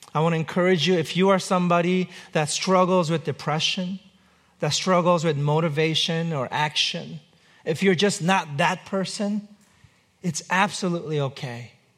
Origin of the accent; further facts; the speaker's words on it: United States; I'm an American, I live here.